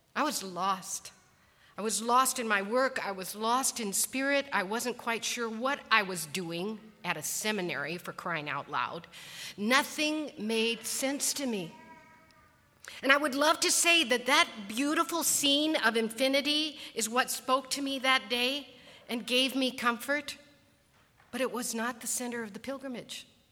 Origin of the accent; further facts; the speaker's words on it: Colorado, United States; I was born and raised in Colorado, and much of my youth was spent hiking to one mountain lake or one mountain ridge